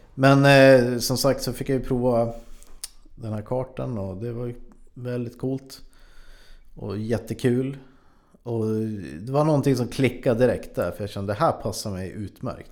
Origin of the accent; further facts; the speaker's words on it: Frösön, Jämtland, Sweden; Jag kommer från Jämtland, mm. en, ett ställe som heter Frösön.